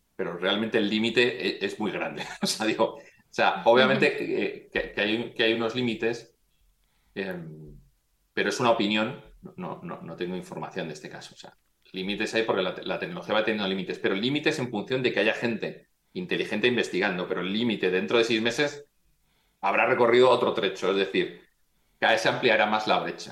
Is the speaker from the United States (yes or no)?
no; Madrid, Community of Madrid, Spain; also born or lived in Pontevedra; yo, mi familia es de Galicia, yo nací en Madrid